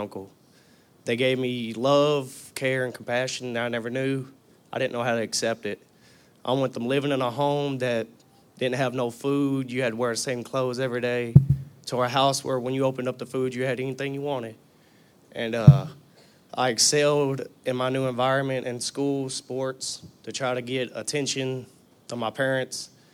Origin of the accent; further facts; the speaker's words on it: Tennessee, United States; I was born in Chevyville, Tennessee